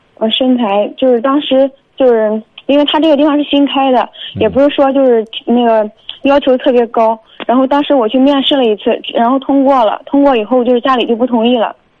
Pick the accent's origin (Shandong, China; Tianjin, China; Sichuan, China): Shandong, China; Jinan; 我是就是济南的